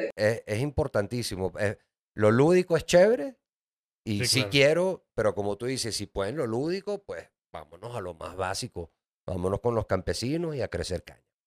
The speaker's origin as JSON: {"language": "Spanish", "country": "Venezuela", "moved": "yes", "lives_now": "Mexico City, Mexico", "said": "yo soy de Venezuela"}